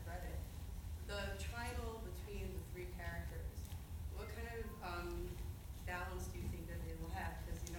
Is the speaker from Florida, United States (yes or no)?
no; Los Angeles, California, United States; I am somebody from the Orthodox community who is gay. And growing up in LA is very difficult.